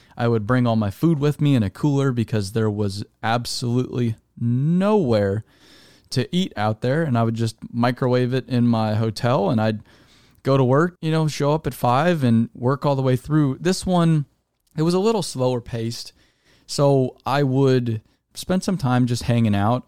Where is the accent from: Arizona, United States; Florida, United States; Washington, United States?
Arizona, United States; I'm from Arizona